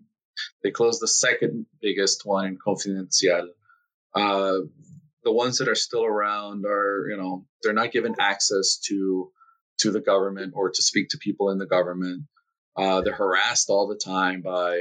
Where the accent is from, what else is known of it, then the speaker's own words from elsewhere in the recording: Nicaragua; moved away as an adult; also born or lived in Los Angeles, California; now in Miami, United States; I was born in the States. I'm an American citizen, but I lived my formative years in Nicaragua. I went to school in Nicaragua, went to college in Nicaragua.